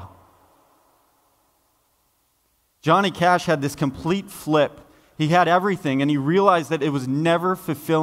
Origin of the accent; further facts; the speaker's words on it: Folsom, California, United States; I grew up in Folsom, California